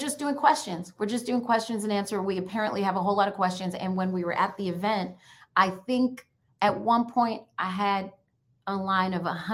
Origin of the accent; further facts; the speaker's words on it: New York, United States; also born or lived in Jamaica; now in Washington, D.C., United States; Growing up in New York, we used to call it city punch.